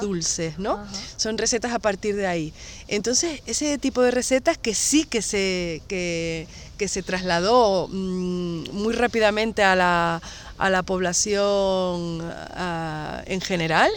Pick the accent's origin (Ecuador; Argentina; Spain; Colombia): Spain; Garachico, Canary Islands; de Garachico, que es de mi pueblo